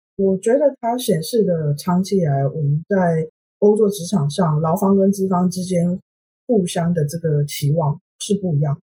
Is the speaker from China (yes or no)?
no; Taiwan; now in Sweden; 我是台湾人，所以我平常看新闻